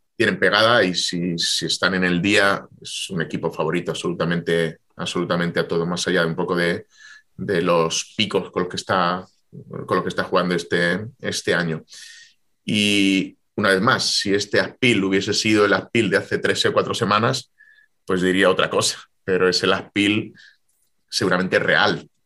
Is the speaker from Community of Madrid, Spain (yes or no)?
no; Jaén, Andalusia, Spain; Jaén, porque, porque es mi tierra, porque entrené allí